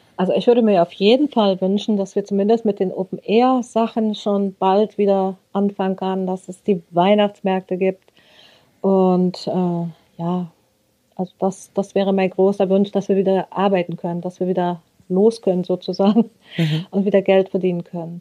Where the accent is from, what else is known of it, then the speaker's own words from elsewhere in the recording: Rössing, Lower Saxony, Germany; Ich komme aus Rössing, so heißt unser Dorf.